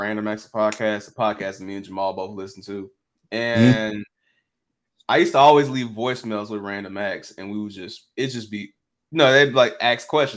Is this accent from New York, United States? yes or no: no; Memphis, Tennessee, United States; also born or lived in Millington, Tennessee; I'm from Millington, like, but it's literally Millington's like 15 minutes outside of Memphis. Like, where I grew up is North Memphis